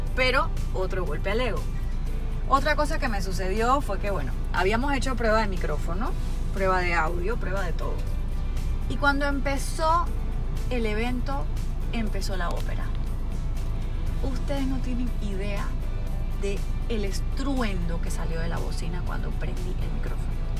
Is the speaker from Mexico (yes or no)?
no; Panama; en mi país, yo vivo en Panamá